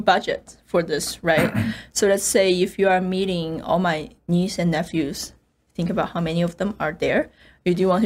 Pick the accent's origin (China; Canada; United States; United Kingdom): China; Chengdu, Sichuan; moved away; I'm from Chengdu